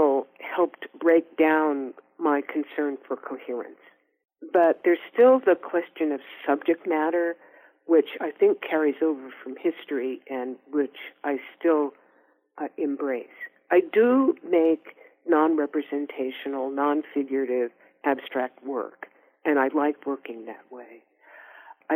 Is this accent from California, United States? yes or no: yes; Oakland, California, United States; we're also both from Oakland